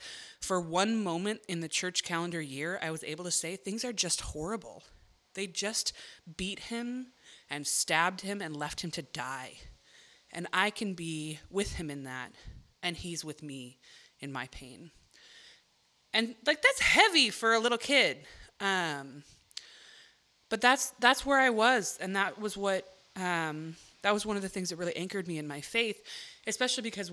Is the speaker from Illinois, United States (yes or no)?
yes; Chicago, Illinois, United States; I grew up in the city of Chicago